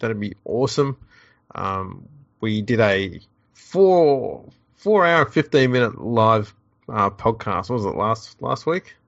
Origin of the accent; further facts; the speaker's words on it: Australia; I lived in Australia